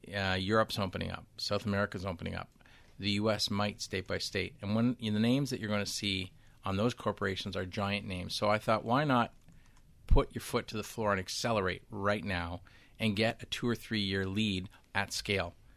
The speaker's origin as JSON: {"language": "English", "country": "Canada", "said": "I'm from Canada"}